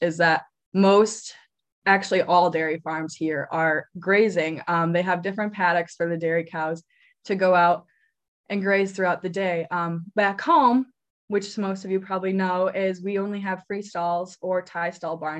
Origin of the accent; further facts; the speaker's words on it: Eastman, Wisconsin, United States; moved away as an adult; also born or lived in Iowa / New Zealand; I'm originally from Eastman, Wisconsin, where I grew up on a small registered dairy farm